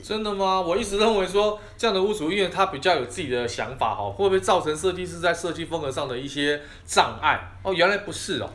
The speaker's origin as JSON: {"language": "Chinese", "country": "Taiwan", "said": "尤其是我们台湾人，哈，可能对这个沙发的要求跟欧美国家的人又不太一样"}